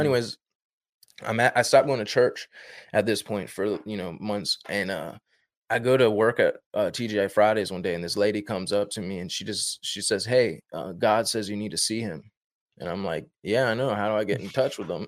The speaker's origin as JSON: {"language": "English", "region": "Northern Virginia", "country": "United States", "tie": "born or raised there", "said": "I'm from Northern Virginia, born and raised in Northern Virginia"}